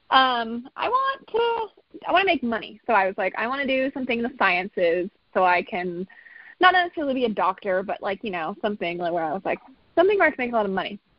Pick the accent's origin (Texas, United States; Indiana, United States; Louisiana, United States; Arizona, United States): Arizona, United States; moved away as an adult; now in Colorado, United States; I um, I went to school at CU Boulder. So I grew up in Arizona, and then my when I um, when I was 17, junior in high school, my parents were like, let's move to Colorado.